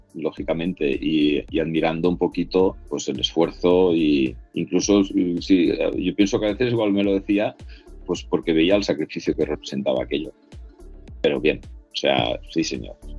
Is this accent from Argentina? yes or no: no; Tarragona, Catalonia, Spain; yo soy de Tarragona